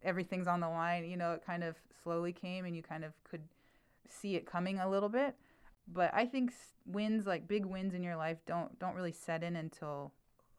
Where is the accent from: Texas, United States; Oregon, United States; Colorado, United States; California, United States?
California, United States; Fresno; moved away as an adult; also born or lived in Bay Area, California; I'm from Fresno, California, okay. But I'm sort of from two places because now I've been living in the Bay Area for about 20 years